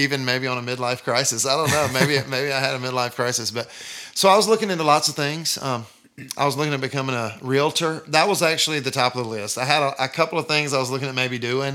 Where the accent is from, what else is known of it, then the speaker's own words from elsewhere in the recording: Deep South, United States; I'm from the Deep South, and I'm from, like, the buckle of the Bible Belt